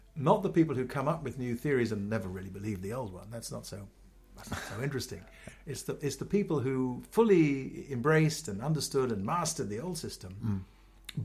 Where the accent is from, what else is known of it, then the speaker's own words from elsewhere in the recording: Ghana; moved away as an adult; also born or lived in London, United Kingdom; now in United States; I grew up in, in Ghana, I was born in England